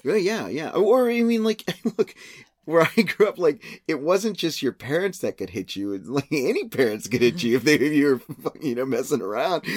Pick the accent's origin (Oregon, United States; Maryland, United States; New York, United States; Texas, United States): Texas, United States; San Antonio; growing up in San Antonio in the eighties, seventies, and eighties